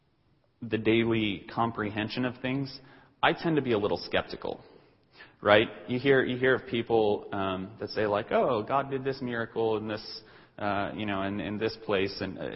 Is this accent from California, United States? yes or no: no; Denver, Colorado, United States; I grew up in Denver, and so Denver is not that big of a city.